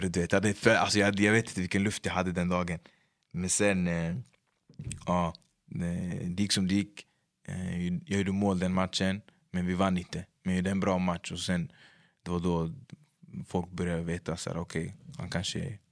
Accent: Upplands-Bro, Stockholm County, Sweden; Upplandsbro, mig, jag skulle säga hela min personlighet faktiskt. Hur vi pratar

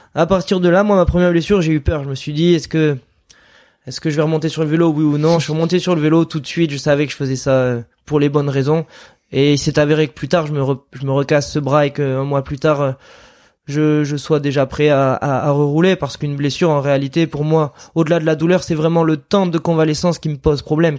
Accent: Landes, Nouvelle-Aquitaine, France; on vient des Landes

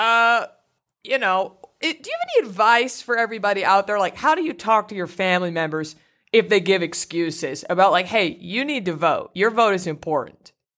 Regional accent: Garland, Texas, United States; my hometown of Garland, Texas

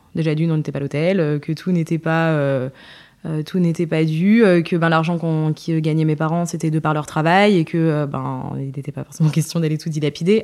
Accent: Le Puy-en-Velay, Auvergne-Rhône-Alpes, France; also born or lived in Creil; je suis née en banlieue parisienne, à Creil, euh, et j'ai migré euh, avec mes parents très très rapidement, j'avais 5 ans, au Puy-en-Velay

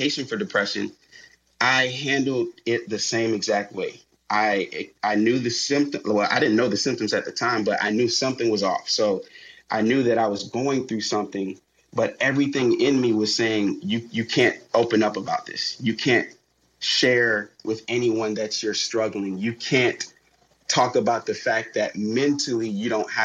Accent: Miami, Florida, United States; My hometown is Miami, Florida.

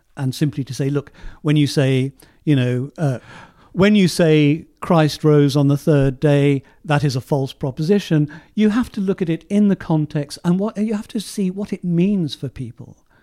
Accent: Southampton, South East England, United Kingdom; my hometown of Southampton

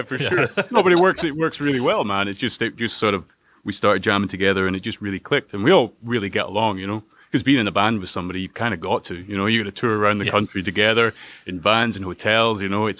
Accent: Kirkcudbright, Scotland, United Kingdom; We grew up in Dumfries and Galloway, me and Cam, we're brothers.

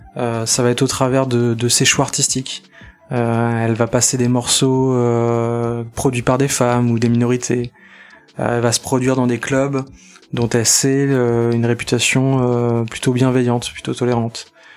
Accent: Nantes, Pays de la Loire, France; Je viens de Nantes

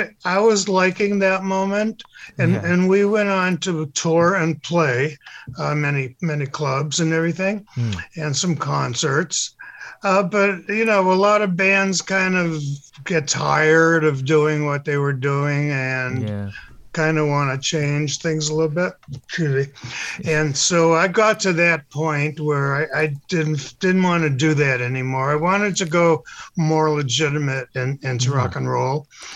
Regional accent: Boston, Massachusetts, United States; Well, I was growing up in Boston, and I liked music, middle school and high school.

